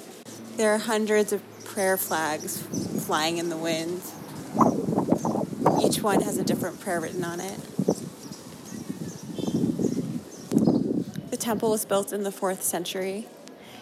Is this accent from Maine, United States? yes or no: yes; Maine, United States; I am a girl from Maine